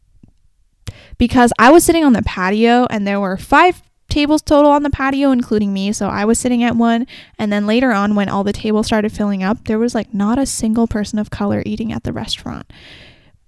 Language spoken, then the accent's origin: English; Canada; I'm from Canada